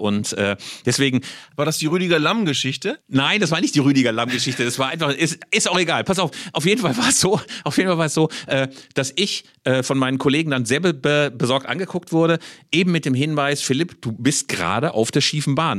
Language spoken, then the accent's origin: German; Bielefeld, North Rhine-Westphalia, Germany; Ich als Bielefelder